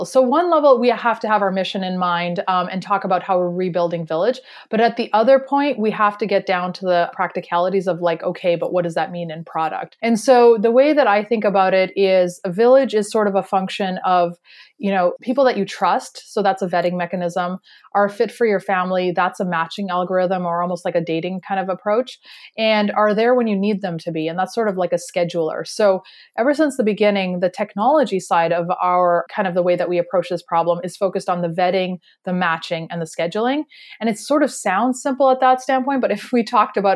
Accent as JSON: {"language": "English", "country": "Canada", "said": "that we're originally from Canada, but we have moved around a lot for our careers and education everywhere within Canada and the US. We even lived in China for a little while."}